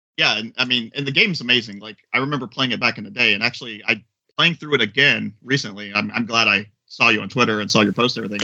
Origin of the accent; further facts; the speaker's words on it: Florida, United States; I am from Florida.